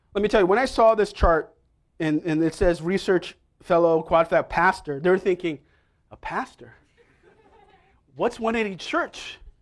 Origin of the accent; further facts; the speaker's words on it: New York City, New York, United States; also born or lived in Staten Island, New York; I grew up in Manhattan. for most of my life, right near Columbia